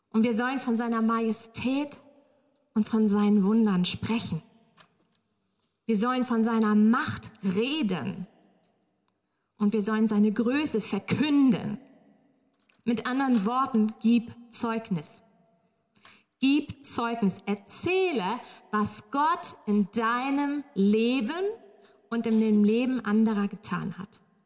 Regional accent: Northern Germany, Germany; moved away; ich komme aus Norddeutschland

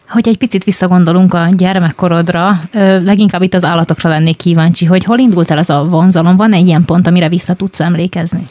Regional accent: Vojvodina, Serbia; moved away; még gyerek voltam, és én vajdasági vagyok, és egy pici városban éltünk

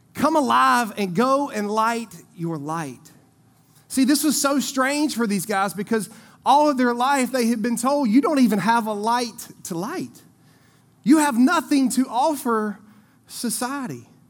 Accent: Eden, North Carolina, United States; I grew up over in Eden

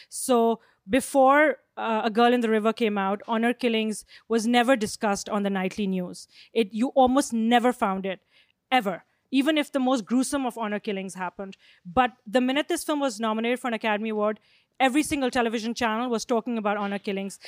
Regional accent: Pakistan; I come from Pakistan

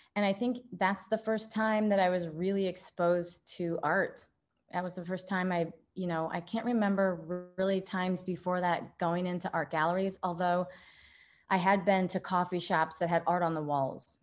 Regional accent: Midwest, United States; being a Midwesterner here

